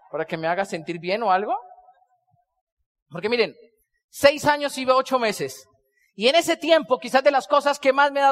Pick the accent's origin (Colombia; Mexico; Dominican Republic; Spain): Colombia; ¿Y de dónde eres tú? Yo le digo, soy colombiano.